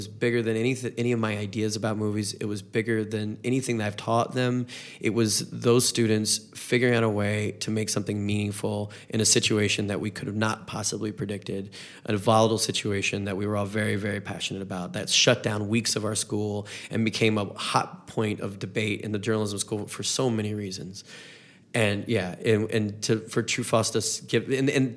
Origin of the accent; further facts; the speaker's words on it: North Carolina, United States; moved away as an adult; now in Missouri, United States; I'm from the South, I'm from a different part of the South, North Carolina